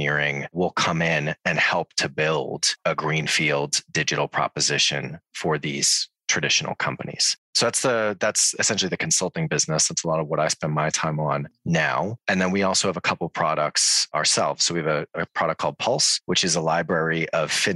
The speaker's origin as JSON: {"language": "English", "town": "Boston", "region": "Massachusetts", "country": "United States", "moved": "as an adult", "lives_now": "London, United Kingdom", "said": "So I am American originally. I'm from Boston."}